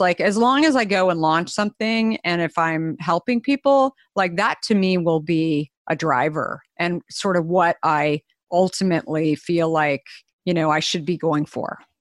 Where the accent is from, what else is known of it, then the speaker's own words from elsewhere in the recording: Arizona, United States; moved away; I grew up in Arizona